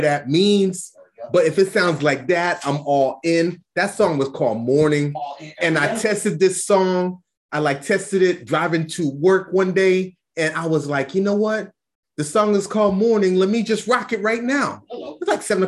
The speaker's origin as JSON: {"language": "English", "town": "New York City", "region": "New York", "country": "United States", "tie": "born or raised there", "said": "Brooklyn, New York, my hometown"}